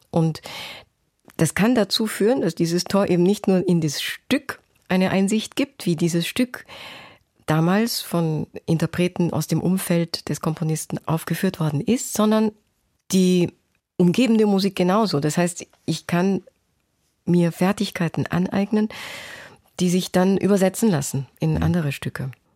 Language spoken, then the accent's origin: German; Salzburg, Austria; moved away as an adult; also born or lived in Osaka, Japan / Basel, Switzerland / Berlin, Germany / London, United Kingdom; now in Cologne, Germany; bin ich in Salzburg zur Schule gegangen und habe die Sprache fehlerfrei gesprochen